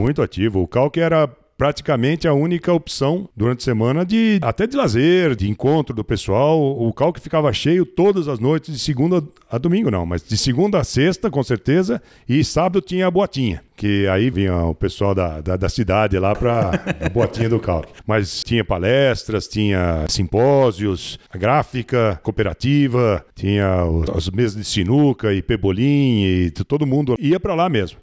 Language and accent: Portuguese; São Paulo, Brazil; moved away as an adult; Morei em São Paulo. Nasci lá e morei em São Paulo. E era um paulistano daqueles mesmo